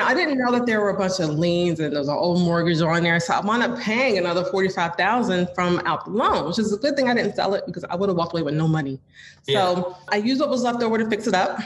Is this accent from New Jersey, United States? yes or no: yes; New Jersey, United States; moved away as an adult; now in Philadelphia, United States; I'm actually from New Jersey, but I moved to Philly